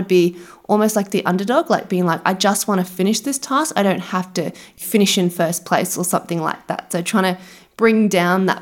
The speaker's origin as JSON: {"language": "English", "town": "Brisbane", "region": "Queensland", "country": "Australia", "tie": "born or raised there", "said": "We're from Brisbane"}